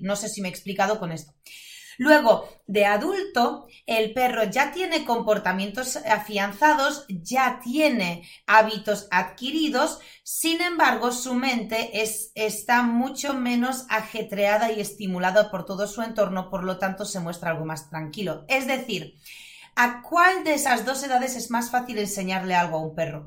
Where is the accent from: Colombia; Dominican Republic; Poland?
Poland; Spanish is a second language; now in Spain; soy polaca